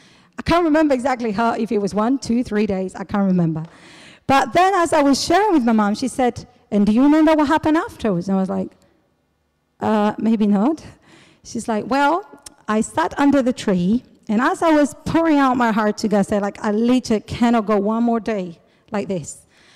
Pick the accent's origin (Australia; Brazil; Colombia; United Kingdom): Brazil; born there; I was born in Brazil. My parents were missionaries in Paraguay. My dad is from Chile, my mom from Brazil.